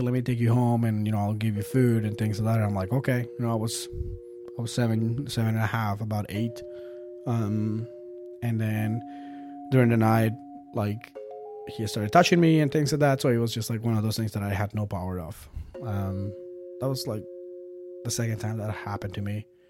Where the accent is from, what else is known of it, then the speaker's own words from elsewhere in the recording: Bogotá, Colombia; moved away; I was born in Bogota, Colombia